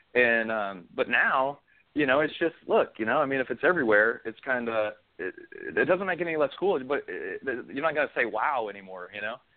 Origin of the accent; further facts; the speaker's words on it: Wyoming, United States; moved away as an adult; also born or lived in Montana / Kansas / Charleston; I grew up in I grew up in Wyoming most of my life